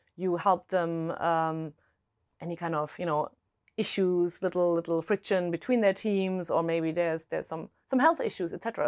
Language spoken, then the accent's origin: English; Germany; accent: German; English is a second language; moved away; originally I'm German, if my accent hasn't given it away